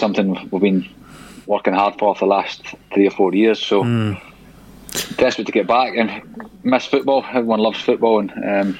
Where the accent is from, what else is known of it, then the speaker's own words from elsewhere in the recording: East Kilbride, Scotland, United Kingdom; moved away; also born or lived in Glasgow; I was born in Glasgow from East Kilbride, and Motherwell was like 5 miles from East Kilbride.